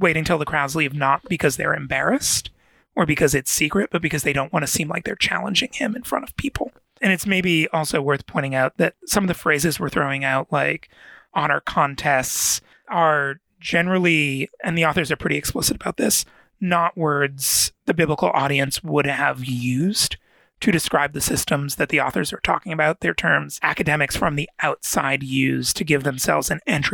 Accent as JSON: {"language": "English", "country": "United States", "said": "being specifically American."}